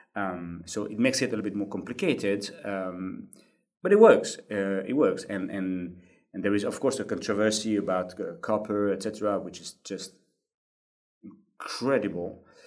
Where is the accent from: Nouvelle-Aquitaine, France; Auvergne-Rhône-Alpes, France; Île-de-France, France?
Nouvelle-Aquitaine, France; Bordeaux; in 2004, I came back to my hometown, Bordeaux